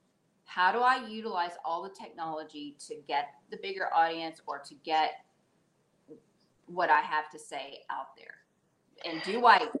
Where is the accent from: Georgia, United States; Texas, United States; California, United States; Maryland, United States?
Texas, United States; now in Saudi Arabia; I'm from Texas, currently living in Saudi Arabia.